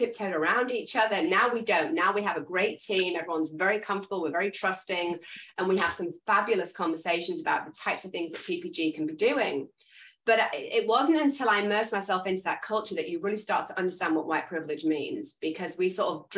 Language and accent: English; England, United Kingdom; I'm English